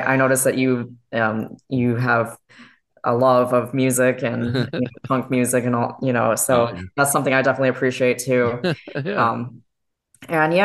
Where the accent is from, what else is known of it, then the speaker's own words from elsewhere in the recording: Chicago, Illinois, United States; now in Tampa Bay, United States; I grew up in Jefferson Park, and then I moved to Oriole Park.